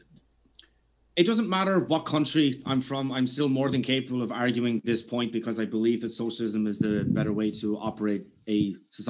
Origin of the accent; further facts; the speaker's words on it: Ireland; I'm from Ireland